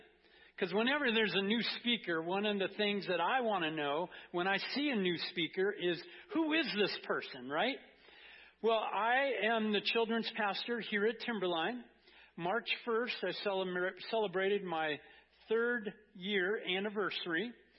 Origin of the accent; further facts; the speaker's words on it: Anaheim, California, United States; moved away as an adult; I am from Southern California. I grew up in Anaheim in Orange County, Disneyland area. Lived there for 18 years, so up until I graduated from high school.